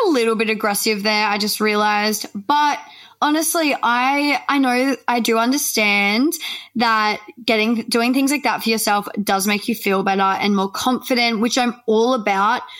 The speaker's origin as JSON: {"language": "English", "country": "Australia", "said": "we're Australian, we add like the E I onto the end of the word"}